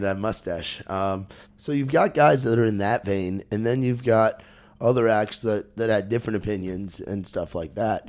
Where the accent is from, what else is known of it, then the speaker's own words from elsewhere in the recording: New Jersey, United States; moved away; also born or lived in New York; growing up in Jersey